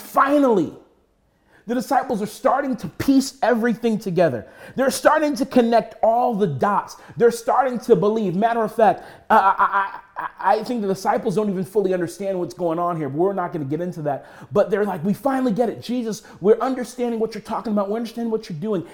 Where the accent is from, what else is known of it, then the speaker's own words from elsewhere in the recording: United States; we as American Christians